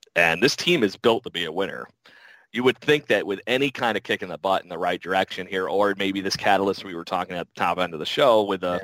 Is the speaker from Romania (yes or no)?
no; United States; I'm American